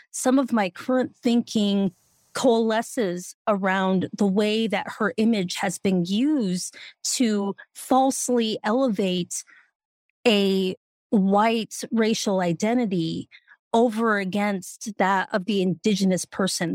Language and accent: English; Denver, Colorado, United States; I'm from Denver, so you can guess my allegiances